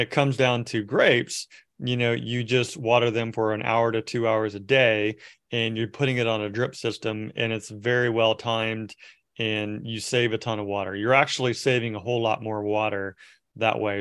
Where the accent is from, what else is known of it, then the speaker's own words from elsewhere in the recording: Merced, California, United States; I grew up in Merced area where, uh, it's, it's, which is Central Valley